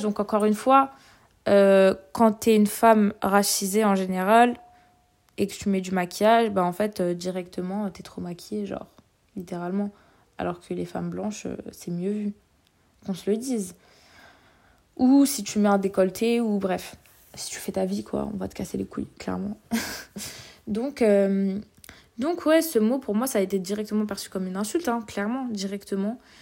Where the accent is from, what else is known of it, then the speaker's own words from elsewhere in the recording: Vitry-sur-Seine, Île-de-France, France; je viens de Vitry